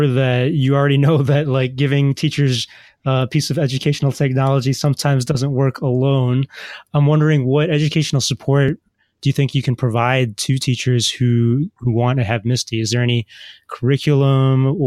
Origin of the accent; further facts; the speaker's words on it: Austin, Texas, United States; I'm from Austin.